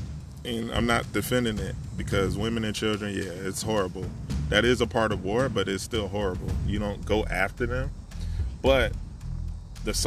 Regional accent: United States; we're Black American

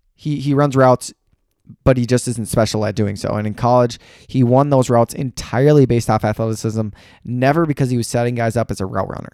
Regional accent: Wisconsin, United States; I'm from Frederick and Wisconsin.

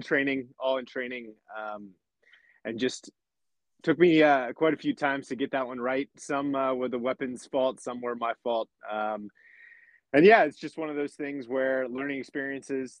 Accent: about 30 minutes south of Lancaster, rural Pennsylvania, United States; I grew up in a small town in Pennsylvania, uh, Lancaster, Pennsylvania. Will put me on the map, uh, but I grew up about 30 minutes south of there uh, in a small rural Amish country, farming, Pennsylvania

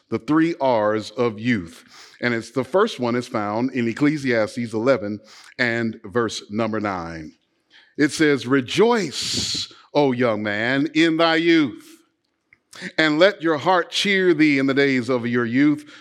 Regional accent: Los Angeles, California, United States; I grew up playing basketball in Los Angeles, California

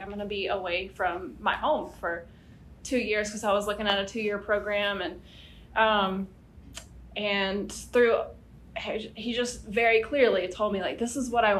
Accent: North Central area, Louisiana, United States; I grew up in Louisiana, North Central area, really far from New Orleans.

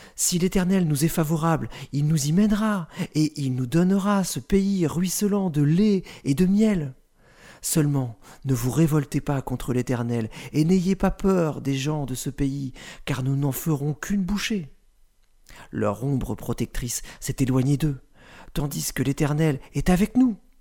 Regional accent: France; En tant que Français

